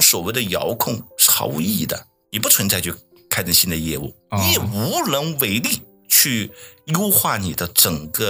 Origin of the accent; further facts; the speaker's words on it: Guangzhou, Guangdong, China; moved away; 毕竟我们来自于制造大省广东嘛，广州嘛